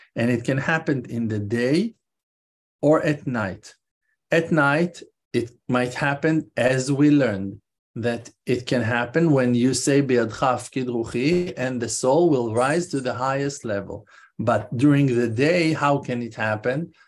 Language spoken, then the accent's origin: English; Israel; I'm Israeli, I'm not American